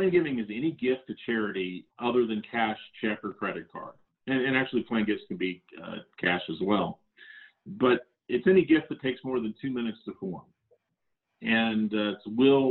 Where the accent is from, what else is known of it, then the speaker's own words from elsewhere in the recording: Central Florida, United States; now in Salt Lake City, United States; I grew up in Central Florida, a fan of Disney.